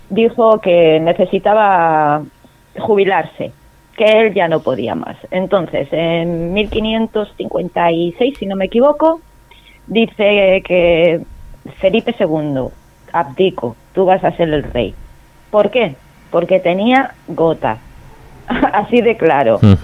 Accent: Spain; somos de España

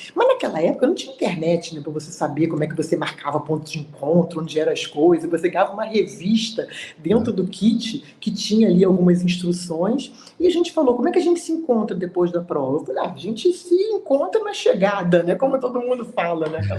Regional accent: Brazil; não moro, eu, eu, eu sou do Brasil

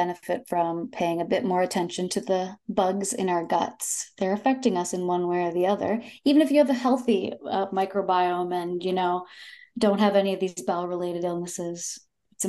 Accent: Toronto, Ontario, Canada; but I am from Toronto and I currently live in Toronto.

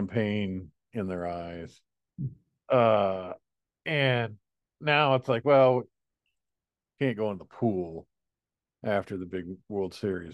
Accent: United States; I'm American

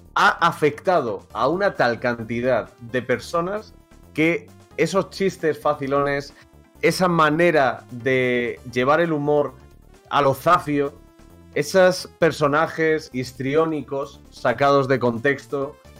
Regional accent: Madrid, Community of Madrid, Spain; Aquí Serio y yo somos de Madrid

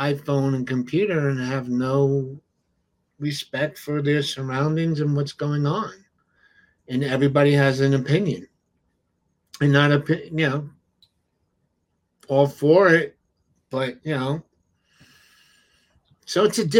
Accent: New York City, New York, United States; growing up in the Bronx, you know, your neighbors knew your parents

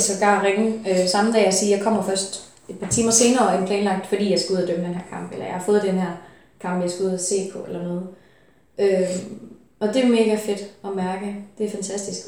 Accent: Funen, Southern Denmark, Denmark; jeg kommer fra Fyn

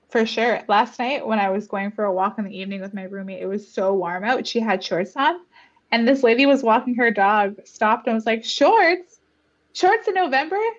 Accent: Garden River First Nation, Ontario, Canada; now in Toronto, Canada; I grew up in Garden River, or my inner child grew up on reserve

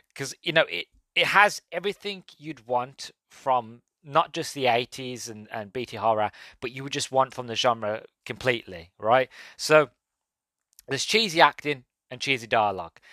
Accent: England, United Kingdom; being English and born in the late nineties.

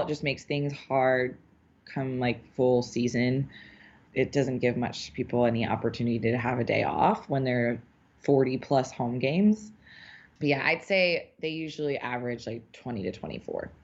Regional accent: New Orleans, Louisiana, United States; now in New York, United States; I'm from New Orleans originally

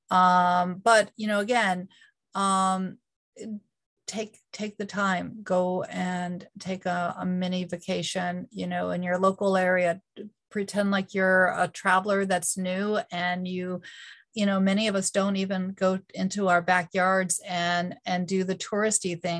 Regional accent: Northeast, United States; now in North Carolina, United States; Yeah, so I am from the Northeast, uh, but I live

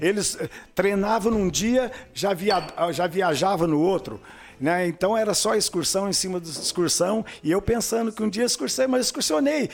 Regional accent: Uberlândia, Minas Gerais, Brazil; moved away as an adult; also born or lived in Dourados; now in União da Vitória, Brazil

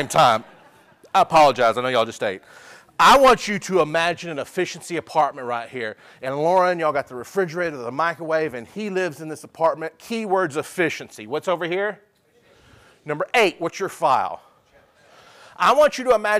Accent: Dallas, Texas, United States; I'm from Dallas

